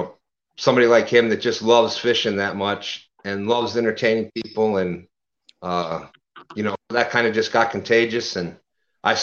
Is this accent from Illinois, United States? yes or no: no; New York, United States; also born or lived in Louisiana; I was originally from Louisiana, so I moved upstate New York when I was younger, et cetera, et cetera, et cetera.